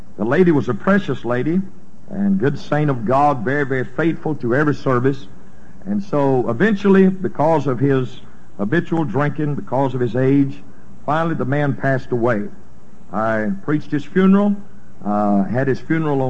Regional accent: Louisiana, United States; I'm a native of this state. I was raised over in Gina. Most everybody there calls it Gina, but that's where I'm from

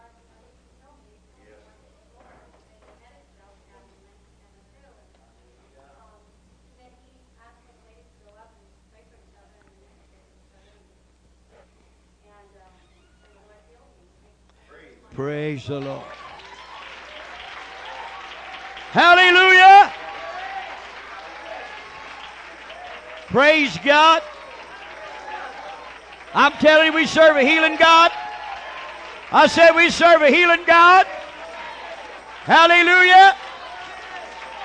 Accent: Zeigler, Illinois, United States; We're from Ziegler.

